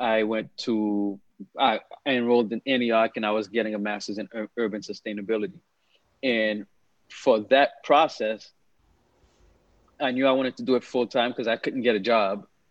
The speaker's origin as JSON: {"language": "English", "town": "Boston", "region": "Massachusetts", "country": "United States", "tie": "born or raised there", "also_born_or_lived": "Haiti", "moved": "as an adult", "lives_now": "Los Angeles, United States", "said": "I came to the States and lived in Boston. So I grew up in Boston. I went to high school in Boston"}